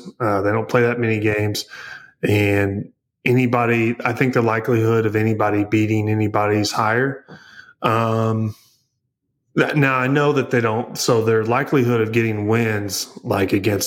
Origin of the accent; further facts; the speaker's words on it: Missouri, United States; I'm from Missouri